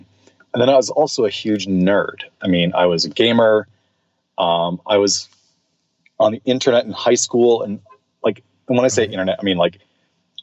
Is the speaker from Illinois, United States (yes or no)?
no; California, United States; I grew up in California